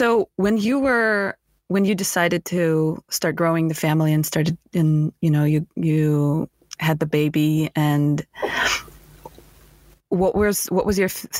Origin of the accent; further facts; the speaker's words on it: Russia; As a Russian, I miss my winters.